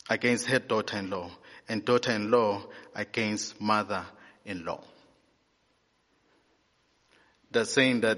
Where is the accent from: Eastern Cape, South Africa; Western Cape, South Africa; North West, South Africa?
Eastern Cape, South Africa; moved away; I'm from the Eastern Cape